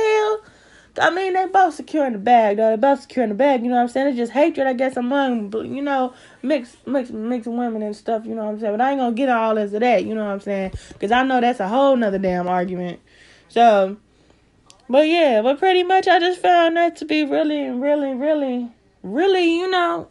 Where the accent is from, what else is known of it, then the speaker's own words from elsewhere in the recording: St. Louis, Missouri, United States; I'm from St. Louis.